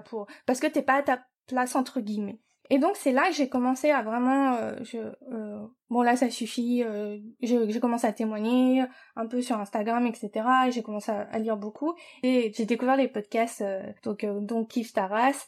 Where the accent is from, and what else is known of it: France; born or raised there; moved away as an adult; also born or lived in New York, United States / Japan